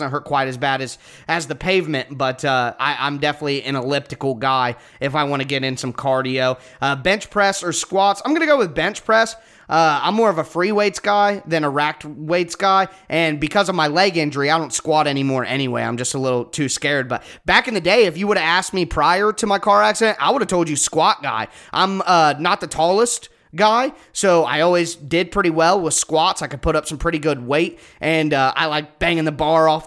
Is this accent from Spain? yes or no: no; Ohio, United States; So I'm from Ohio. I live in Ohio.